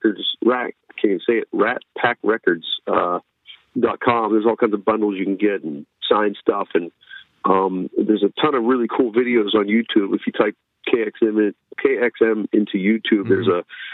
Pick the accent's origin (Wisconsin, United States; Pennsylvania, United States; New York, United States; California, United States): Pennsylvania, United States; Pittsburgh; moved away; I'm growing up in Pittsburgh